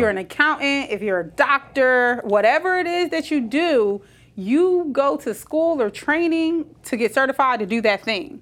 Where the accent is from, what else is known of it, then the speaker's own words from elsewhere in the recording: Trenton, New Jersey, United States; moved away; I was born in Trenton, New Jersey.